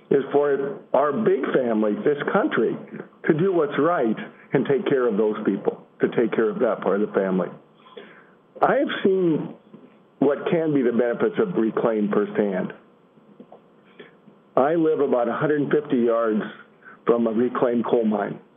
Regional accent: Illinois, United States; I'm from Illinois

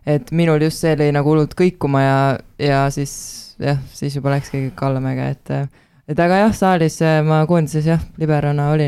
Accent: Tartu, Tartu County, Estonia

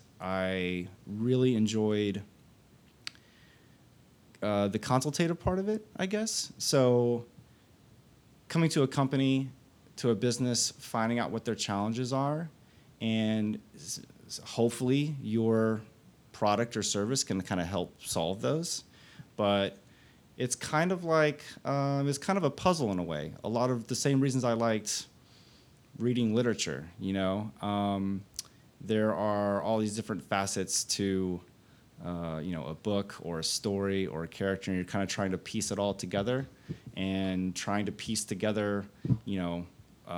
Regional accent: Fort Worth, Texas, United States; also born or lived in Austin, Texas; I was born and raised in Fort Worth. I came to Austin in 94

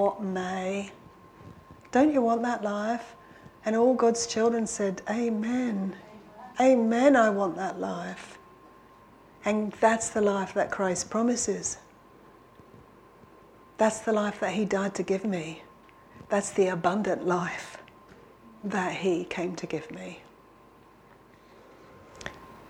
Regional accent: London, United Kingdom; now in Warwickshire, United Kingdom; I come from London, but I come from a little village

